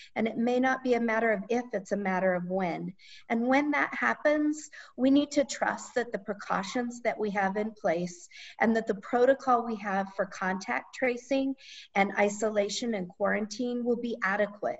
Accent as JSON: {"language": "English", "town": "Gillette", "region": "Wyoming", "country": "United States", "tie": "born or raised there", "said": "I grew up in Northeast Wyoming in Gillette"}